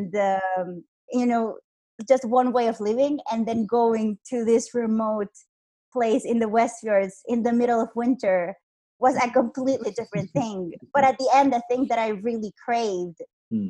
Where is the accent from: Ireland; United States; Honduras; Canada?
Honduras; moved away as an adult; also born or lived in Iceland; I am from Honduras. Uh, I was born here. I'm actually here right now, and I lived here for 23 years of my life.